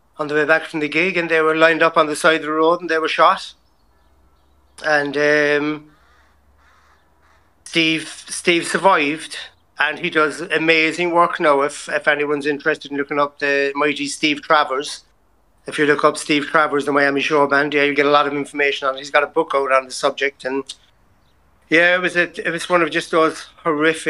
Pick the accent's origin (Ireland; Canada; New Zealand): Ireland; Cork, Munster; moved away as an adult; also born or lived in Galway / London; now in Portugal; From the south side of Cork. I grew up in Bishopstown in Cork